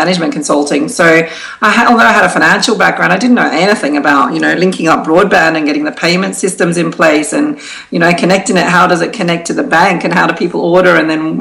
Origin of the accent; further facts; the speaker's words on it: Australia; moved away as an adult; now in United Kingdom; I'm originally from Australia and I had moved to the UK for work.